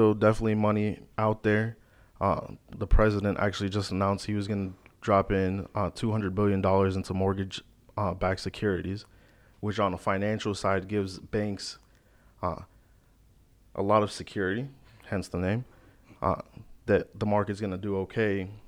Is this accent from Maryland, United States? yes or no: no; Naples, Florida, United States; also born or lived in Chicago, Illinois; I'm originally from Chicago, but I've been in Naples specifically most of my life. Yep. So like middle school up. So I grew up here, graduated from Gulf Coast High School.